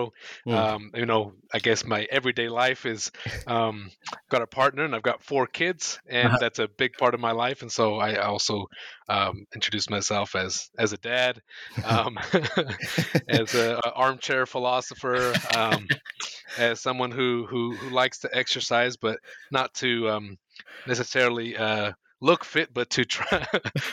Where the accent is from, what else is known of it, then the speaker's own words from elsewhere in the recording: United States; moved away as an adult; now in New Zealand; I was born and raised in the US and have been in Aotearoa for the last 8 matariki now